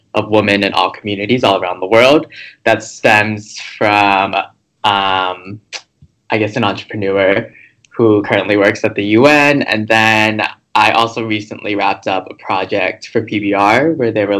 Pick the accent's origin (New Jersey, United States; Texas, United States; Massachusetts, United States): Massachusetts, United States; Boston; moved away as an adult; now in New York, United States; originally I'm from Boston